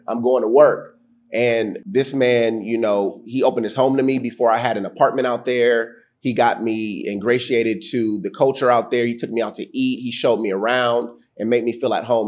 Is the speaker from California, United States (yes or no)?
yes; Chino Hills, California, United States; moved away as an adult; also born or lived in Atlanta, Georgia / Minneapolis, Minnesota; I grew up in the Inland Empire